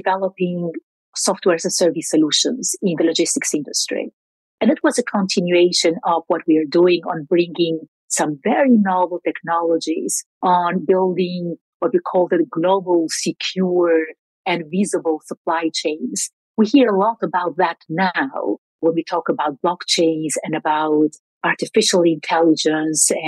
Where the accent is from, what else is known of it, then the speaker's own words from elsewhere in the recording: Albania; moved away as an adult; also born or lived in Belgium; I grew up in Albania during the years of dictatorship